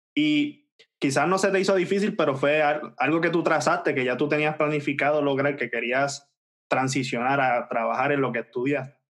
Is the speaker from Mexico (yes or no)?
no; Puerto Rico; nosotros somos de Puerto Rico